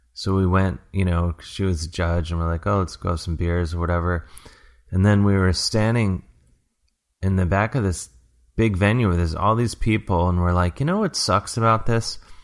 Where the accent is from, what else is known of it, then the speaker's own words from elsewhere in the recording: Cleveland, Ohio, United States; being a kid growing up as a hockey fan here in Cleveland